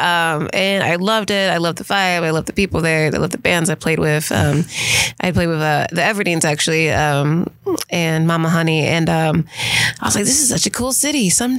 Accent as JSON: {"language": "English", "town": "Cincinnati", "region": "Ohio", "country": "United States", "tie": "born or raised there", "also_born_or_lived": "Los Angeles", "moved": "as an adult", "lives_now": "Memphis, United States", "said": "it's my hometown. It's not really somewhere I plan on, and it's Cincinnati."}